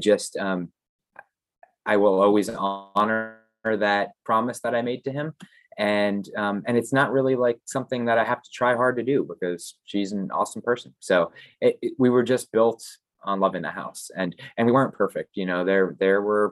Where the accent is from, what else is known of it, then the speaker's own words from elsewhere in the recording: Florida, United States; I grew up here in Florida, so I only had my mom and dad